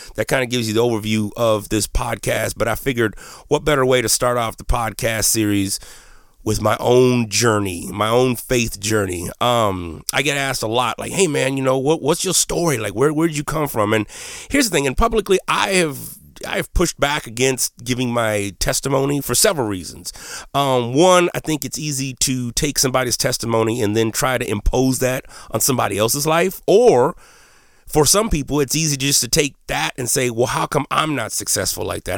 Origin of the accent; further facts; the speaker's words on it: Menard, Texas, United States; first language Spanish; English is a second language; growing up in Texas, I was really into, uh, just shooting stuff